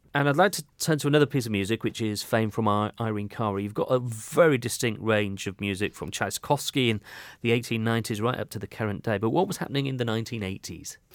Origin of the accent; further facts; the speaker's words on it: Yorkshire and the Humber, United Kingdom; now in Devon, United Kingdom; I'm a northerner. I came from Yorkshire